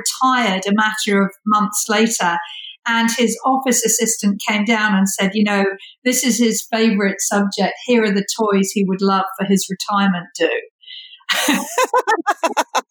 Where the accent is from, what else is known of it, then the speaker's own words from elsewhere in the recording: United Kingdom; moved away; I'm British